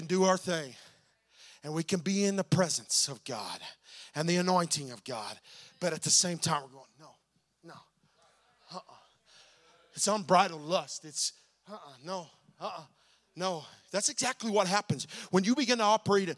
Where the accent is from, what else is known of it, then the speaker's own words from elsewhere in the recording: Oklahoma, United States; I'm from Oklahoma